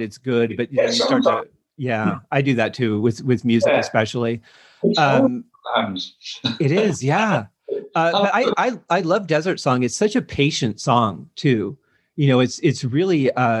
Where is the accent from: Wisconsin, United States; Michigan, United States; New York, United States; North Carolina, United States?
Michigan, United States; Detroit; moved away; I was growing up in Detroit